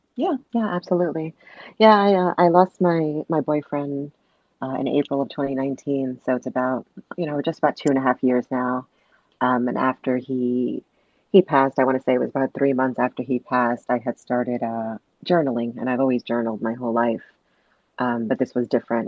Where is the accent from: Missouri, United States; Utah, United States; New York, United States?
New York, United States; New York City; I was born and raised in Brooklyn, New York.